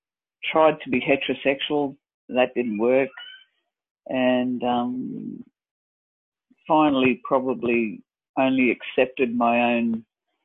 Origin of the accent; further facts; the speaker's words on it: Dalby, Queensland, Australia; moved away; we moved to my hometown of Dalby